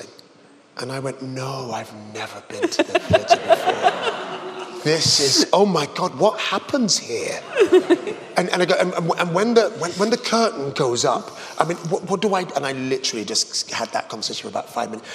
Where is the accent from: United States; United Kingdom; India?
United Kingdom; England; as an Englishman